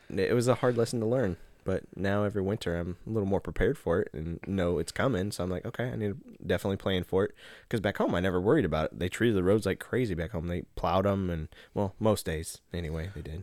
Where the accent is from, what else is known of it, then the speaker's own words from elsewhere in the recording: Nebraska, United States; moved away; We're from Nebraska